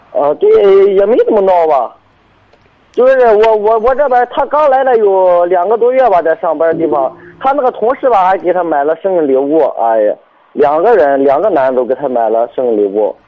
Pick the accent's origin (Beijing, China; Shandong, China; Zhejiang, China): Shandong, China; Binzhou; 滨州这边儿的